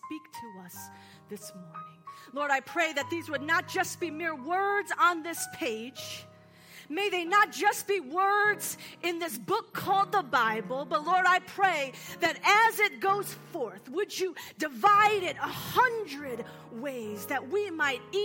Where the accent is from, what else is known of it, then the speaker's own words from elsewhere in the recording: Seattle, Washington, United States; I am from Seattle